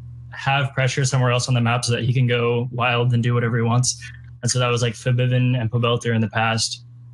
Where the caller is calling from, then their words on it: Seattle, Washington, United States; I'm from Seattle.